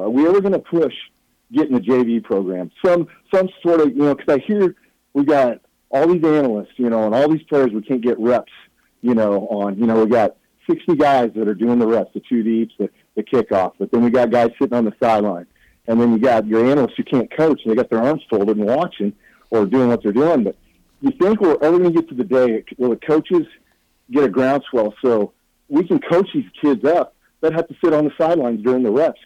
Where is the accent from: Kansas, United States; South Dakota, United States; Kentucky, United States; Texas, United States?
Kansas, United States; El Dorado; also born or lived in Omaha, Nebraska; now in Kansas City, United States; I was born in Nebraska, Omaha but grew up in El Dorado, Kansas.